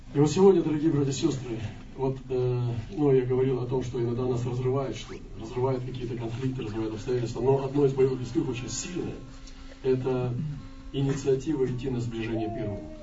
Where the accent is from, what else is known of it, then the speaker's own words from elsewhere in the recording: Russia; мы были э, иностранцы, мы из России